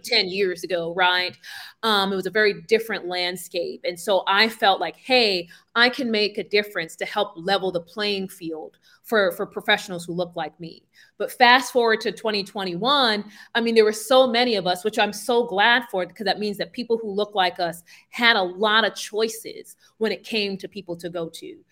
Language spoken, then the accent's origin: English; New York City, New York, United States; moved away as an adult; now in Buenos Aires, Argentina; I'm from Brooklyn, New York. Uh, so Brownsville